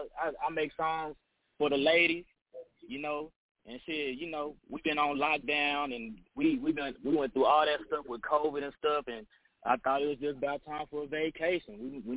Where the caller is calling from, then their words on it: Tyler, Texas, United States; I'm coming from Tyler, Texas.